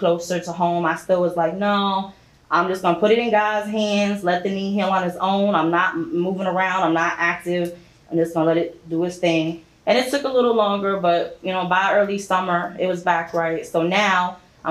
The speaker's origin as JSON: {"language": "English", "region": "New York", "country": "United States", "tie": "born or raised there", "moved": "yes", "said": "Growing up in New York, 11 years old"}